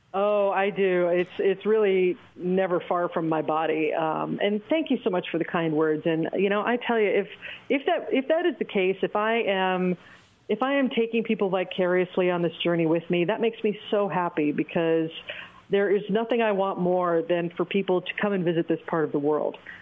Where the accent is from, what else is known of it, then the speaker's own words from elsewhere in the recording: Oregon, United States; moved away as an adult; also born or lived in Los Angeles; now in Bangkok, Thailand; my home state of Oregon